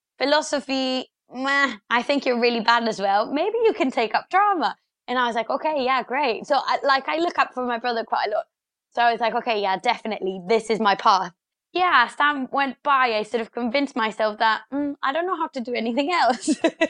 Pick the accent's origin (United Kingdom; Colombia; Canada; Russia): Colombia; Bogota, Bogotá Capital District; English is a second language; So yeah, as you said, I grew up in Colombia. I grew up in Bogota, the capital